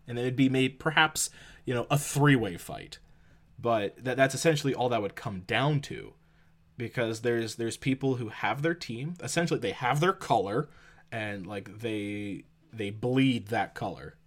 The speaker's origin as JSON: {"language": "English", "country": "Canada", "said": "we're Canadian"}